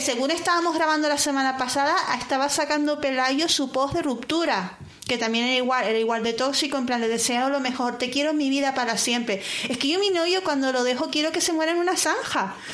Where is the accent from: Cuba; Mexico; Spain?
Spain; Canary Islands; moved away